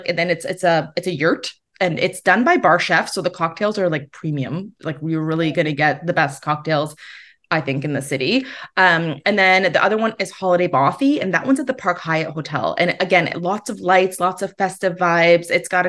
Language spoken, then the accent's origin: English; Kitchener, Ontario, Canada; my hometown of Kitchener-Waterloo